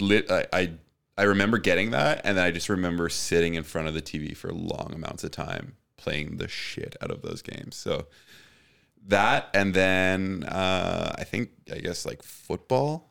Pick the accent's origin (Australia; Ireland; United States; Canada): Canada; Richmond, British Columbia; I grew up in Steveston in Richmond, which is like the southwestern tip of Richmond